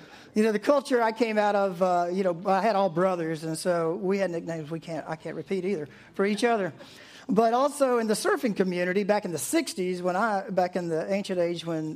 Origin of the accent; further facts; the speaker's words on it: East Coast, United States; I grew up on the East Coast